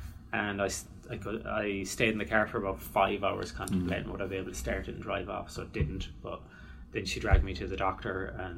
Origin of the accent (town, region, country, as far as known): Ireland